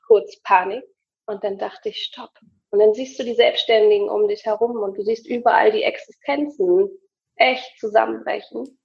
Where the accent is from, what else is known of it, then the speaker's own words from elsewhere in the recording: Hamburg, Germany; ich komme aus Hamburg